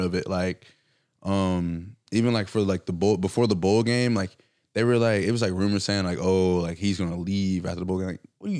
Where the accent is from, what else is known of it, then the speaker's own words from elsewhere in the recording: Valdosta, Georgia, United States; I'm from Valdosta. We get shit out of the mud. Like, it's Valdosta, Georgia.